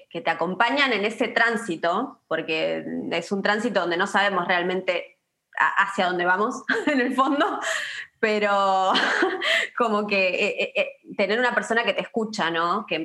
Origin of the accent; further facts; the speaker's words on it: Río Negro, Argentina; Sí, soy